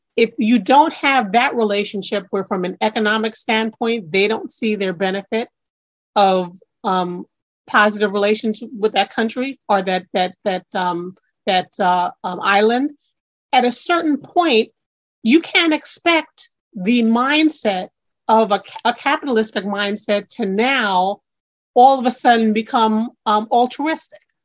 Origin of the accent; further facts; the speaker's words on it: New York City, New York, United States; being an individual born in Brooklyn, New York